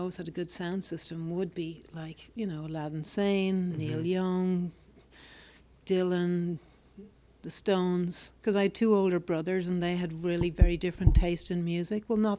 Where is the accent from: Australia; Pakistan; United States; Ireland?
Ireland; Dublin, Leinster; Dublin. Ireland.